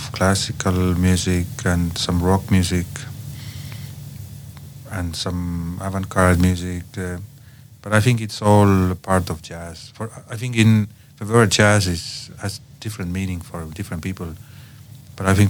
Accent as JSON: {"language": "English", "town": "Tallinn", "region": "Harju County", "country": "Estonia", "also_born_or_lived": "Copenhagen, Denmark", "said": "I come from Tallinn, Estonia"}